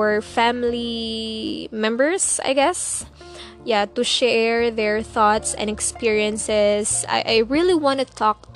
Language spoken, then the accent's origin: English; Cebu City, Central Visayas, Philippines; I'm 22 years young, not old, of course, and I'm from Cebu.